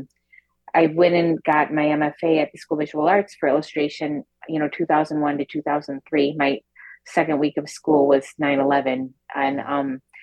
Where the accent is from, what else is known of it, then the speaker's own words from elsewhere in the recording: a factory town north of Detroit, Michigan, United States; we grew up in a factory town north of Detroit in the 80s